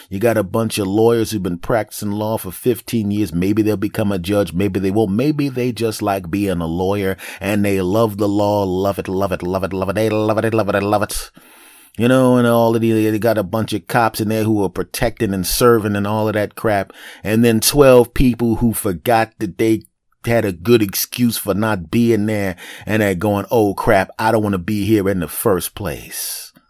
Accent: Philadelphia, Pennsylvania, United States; born there; I'm 49 years old. I'm 5'8". I was born in Philadelphia.

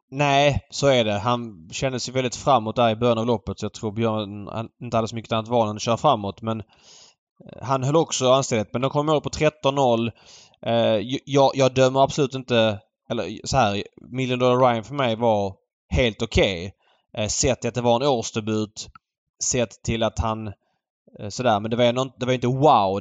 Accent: Malmö, Skåne, Sweden; jag växte upp i Jägersro på 00-talet

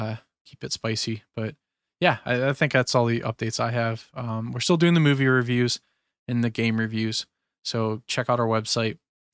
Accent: Pennsylvania, United States; Sorry, that's a bad habit. I'm from Western PA, so that's a stupid user.

